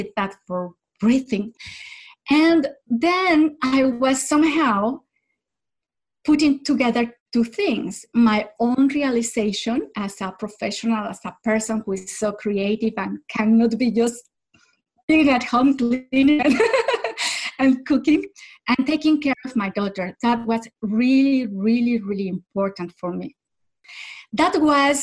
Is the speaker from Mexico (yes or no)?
yes; Mexico; first language Spanish; English is a second language; moved away as an adult; also born or lived in French-speaking Switzerland; now in Switzerland; I am originally from Mexico and I live in the French part of Switzerland